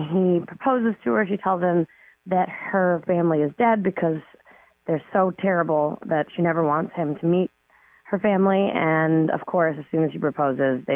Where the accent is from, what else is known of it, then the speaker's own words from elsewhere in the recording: Toronto, Ontario, Canada; I grew up in Toronto. I lived there.